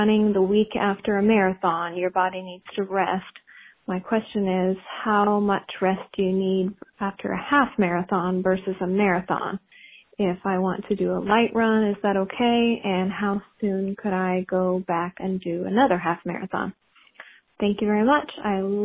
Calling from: Indiana, United States; I'm calling from Indiana.

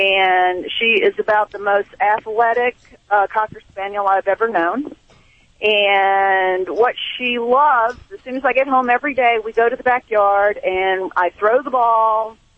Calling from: Tampa, Florida, United States; Tampa, Florida.

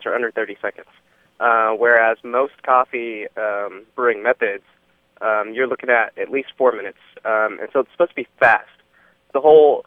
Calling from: Dallas, Texas, United States; I'm calling from Dallas

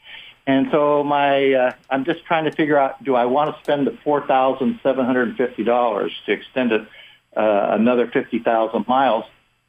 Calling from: Seattle, Washington, United States; I'm calling here from Seattle.

